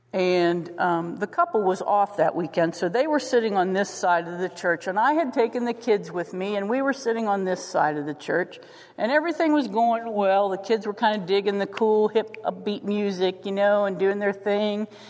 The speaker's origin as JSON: {"language": "English", "town": "St. Clairsville", "region": "Ohio", "country": "United States", "said": "I was from St. Clairsville."}